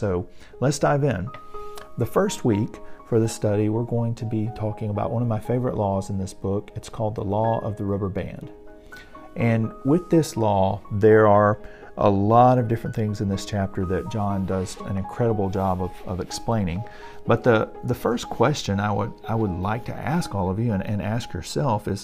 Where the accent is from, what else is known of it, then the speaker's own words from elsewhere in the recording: Alabama, United States; So I've lived in Alabama my entire life